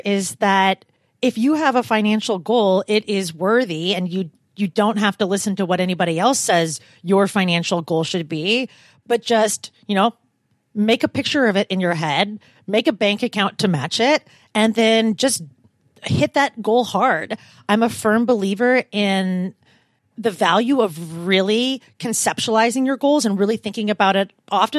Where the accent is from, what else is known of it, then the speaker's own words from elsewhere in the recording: Portland, Oregon, United States; also born or lived in California; So I moved from Portland, Oregon, but I also lived in California for the majority of my adult life.